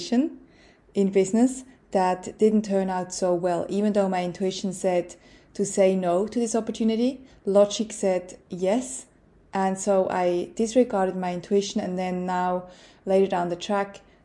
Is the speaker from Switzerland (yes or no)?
yes; Switzerland; moved away as an adult; now in Australia; as a Swiss growing up in Switzerland